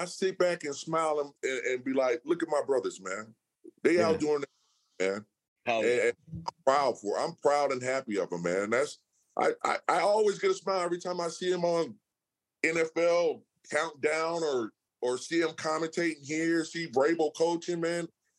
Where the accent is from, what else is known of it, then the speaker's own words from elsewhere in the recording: Seattle, Washington, United States; Seattle, Washington.